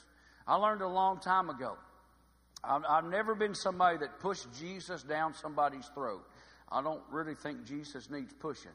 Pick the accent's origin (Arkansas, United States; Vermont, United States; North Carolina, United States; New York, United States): Arkansas, United States; about 30 miles from Hot Springs; My hometown's about 30 miles from here.